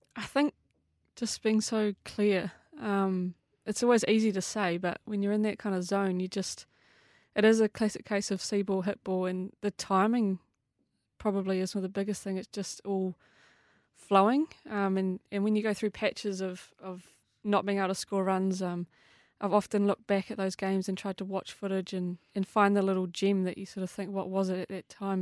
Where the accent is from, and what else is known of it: New Zealand